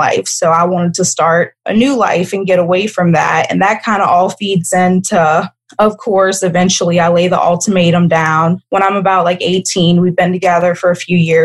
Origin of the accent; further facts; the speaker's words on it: Kenner, Louisiana, United States; I grew up right outside of New Orleans. I grew up in Kenner, which is where you fly into the airport